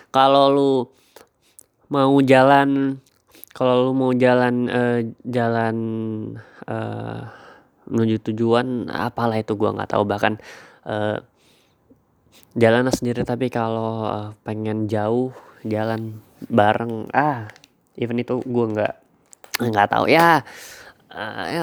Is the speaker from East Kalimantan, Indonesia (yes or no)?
yes; Samarinda, East Kalimantan, Indonesia; born there; also born or lived in Sumatra / Banten; now in Yogyakarta, Indonesia; gue uh, lahir di Samarinda tapi uh, gue besar di tiga tempat yang berbeda gitu waktu sekolah uh, kali gue di SD Kalimantan SMP di Sumatera SMA di uh, Banten